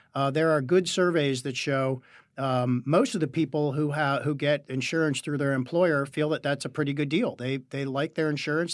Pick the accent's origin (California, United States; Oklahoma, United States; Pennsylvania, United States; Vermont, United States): Pennsylvania, United States; Western; I'm from Western Pennsylvania